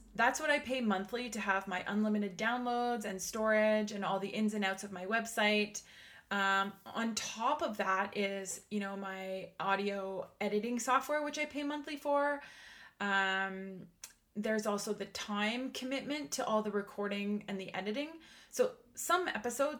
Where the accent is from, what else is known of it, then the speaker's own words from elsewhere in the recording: Canada; I am Canadian